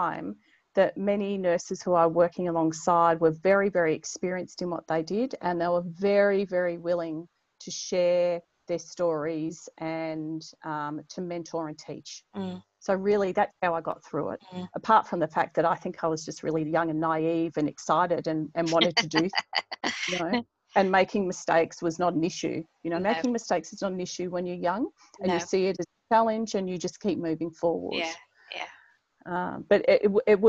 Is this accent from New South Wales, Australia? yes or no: no; Melbourne, Victoria, Australia; moved away as an adult; also born or lived in Longreach, Queensland / Stradbroke Island / Mornington Island; growing up in Melbourne